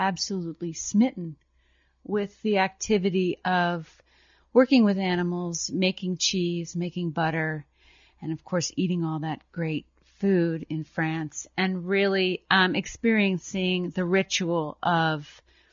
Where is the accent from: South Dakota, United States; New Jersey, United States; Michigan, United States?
New Jersey, United States; moved away as an adult; also born or lived in Vermont; I grew up in New Jersey, about an hour west